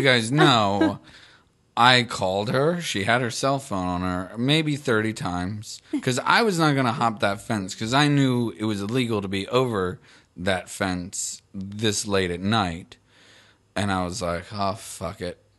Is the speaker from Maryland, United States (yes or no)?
yes; Baltimore, Maryland, United States; moved away; Baltimore, my hometown